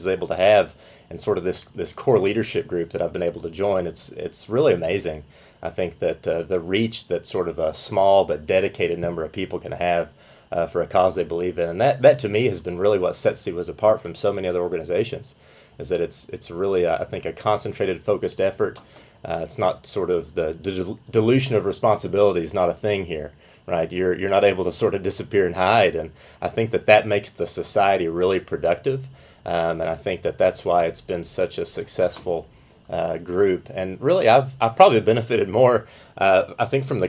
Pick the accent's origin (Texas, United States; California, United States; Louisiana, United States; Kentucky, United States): Kentucky, United States; Southeast; I grew up in Southeast Kentucky